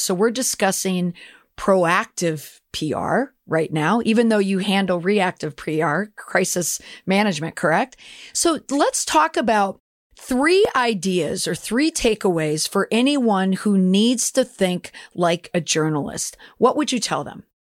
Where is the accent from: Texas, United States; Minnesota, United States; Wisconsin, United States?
Minnesota, United States; Minneapolis; I am from the Twin Cities